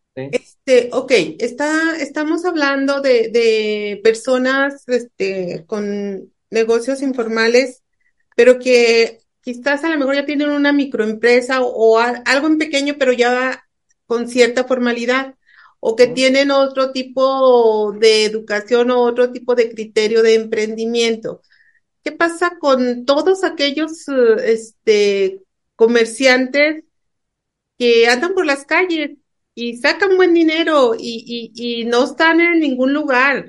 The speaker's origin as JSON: {"language": "Spanish", "country": "Mexico", "said": "como mexicano"}